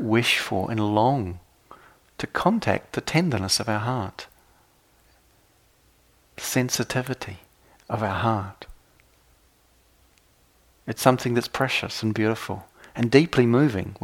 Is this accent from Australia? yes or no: no; New Zealand; I come from New Zealand